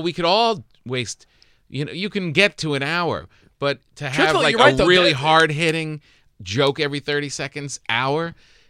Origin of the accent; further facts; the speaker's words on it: New Jersey, United States; moved away; I got close to my hometown in New Jersey